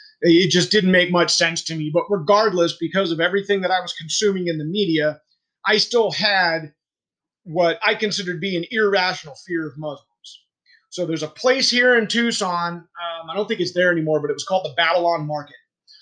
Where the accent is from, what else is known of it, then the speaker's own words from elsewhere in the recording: Germany; born there; I was born in Germany, so I guess that says a lot.